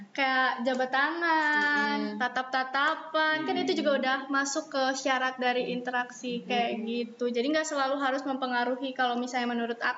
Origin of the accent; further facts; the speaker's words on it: Cicalengka, West Java, Indonesia; Aku dari Cicalengka.